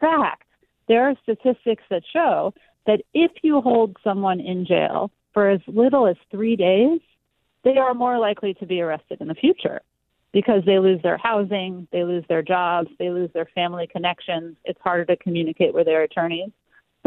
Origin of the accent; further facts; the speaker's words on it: New York, United States; my home state of New York